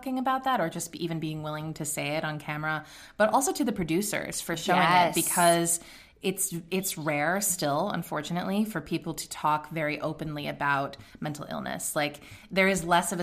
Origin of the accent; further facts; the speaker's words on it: Swarthmore, Pennsylvania, United States; I grew up in Swarthmore